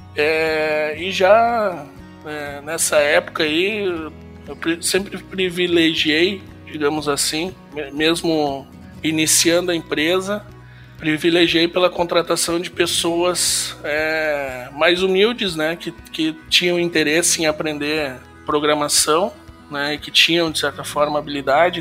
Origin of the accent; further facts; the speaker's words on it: Santa Maria, Rio Grande do Sul, Brazil; now in Sapiranga, Brazil; sou nascido em Santa Maria e aos 15 anos, em 95, 1995, nós nos mudamos de Santa Maria para Sapiranga, aqui no Rio Grande do Sul